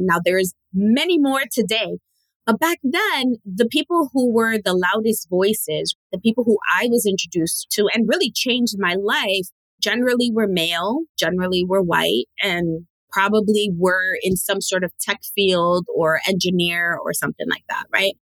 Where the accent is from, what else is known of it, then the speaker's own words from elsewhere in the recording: New York City, New York, United States; I am born and raised in New York City and actually raised in the poorest borough in New York City, which is the Bronx